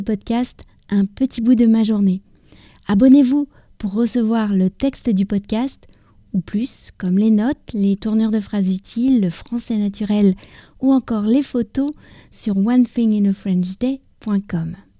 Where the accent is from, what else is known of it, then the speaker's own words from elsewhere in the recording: France; also born or lived in near Paris; je suis française, j'habite près de Paris